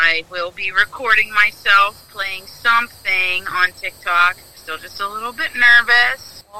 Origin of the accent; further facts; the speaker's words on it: Pennsylvania, United States; Pennsylvania. That's my home state.